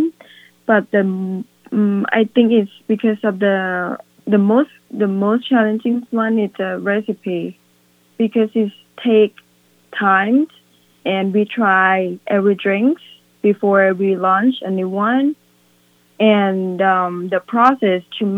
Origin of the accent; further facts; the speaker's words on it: Thailand; moved away as an adult; now in Willimantic, United States; We are from Thailand